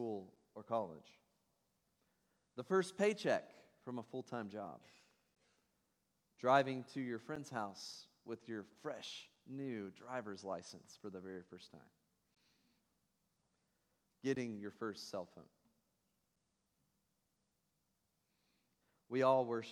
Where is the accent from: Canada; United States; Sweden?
United States; Tennessee; now in Ohio, United States; I'm from Tennessee